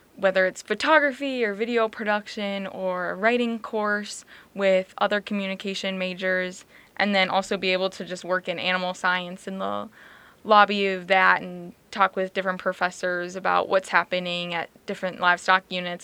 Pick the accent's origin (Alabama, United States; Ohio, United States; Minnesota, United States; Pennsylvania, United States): Minnesota, United States; Farmington; moved away as an adult; now in Brookings, United States; I'm originally from Farmington, Minnesota